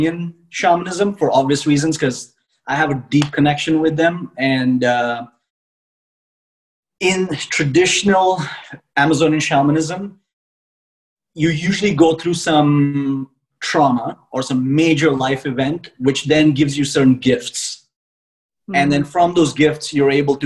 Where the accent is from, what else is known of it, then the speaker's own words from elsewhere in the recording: India; I am originally from India